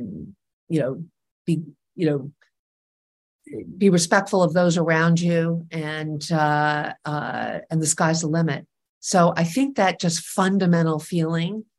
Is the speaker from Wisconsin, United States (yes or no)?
no; New York City, New York, United States; I grew up here in New York City